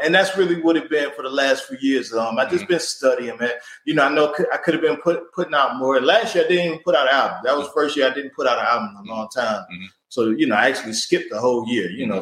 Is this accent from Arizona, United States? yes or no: no; Cleveland, Ohio, United States; I come from Cleveland